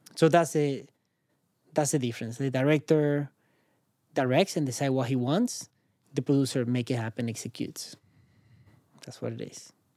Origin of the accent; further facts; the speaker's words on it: Caracas, Capital District, Venezuela; English is a second language; moved away as an adult; now in San Francisco, United States; where I'm from, Caracas, I'm from Caracas, Venezuela